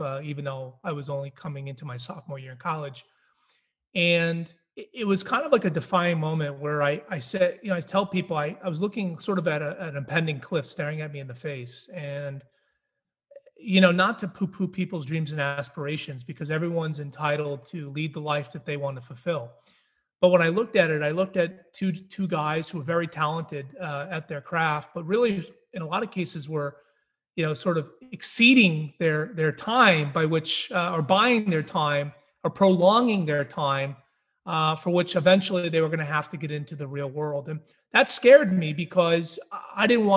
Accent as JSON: {"language": "English", "region": "New Hampshire", "country": "United States", "tie": "born or raised there", "said": "I grew up in New Hampshire and I was raised there"}